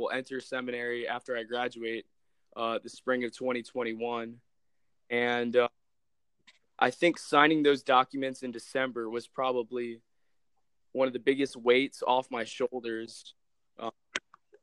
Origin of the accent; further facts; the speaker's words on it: Palm Beach, Florida, United States; moved away as an adult; also born or lived in Tallahassee, Florida; I come from the Palm Beach diocese